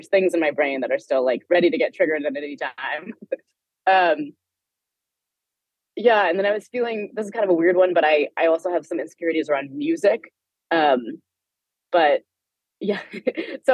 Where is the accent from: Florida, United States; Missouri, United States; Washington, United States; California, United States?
California, United States; Palo Alto; I grew up in Palo Alto, which is like, it's where Stanford University is.